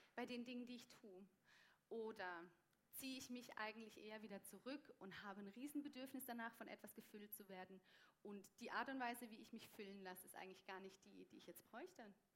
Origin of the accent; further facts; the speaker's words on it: Germany; now in Switzerland; als Deutsche